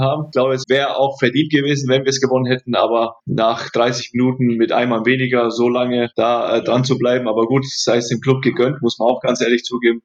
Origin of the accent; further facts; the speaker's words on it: Forchheim, Bavaria, Germany; ich bin in Vorheim groß geworden, in Vorheim Nord, um genau zu sein